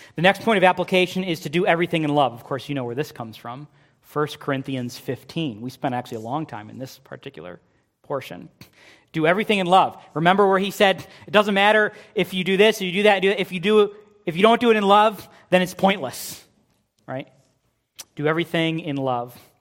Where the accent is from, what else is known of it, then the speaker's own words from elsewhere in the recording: United States; We, as American Christians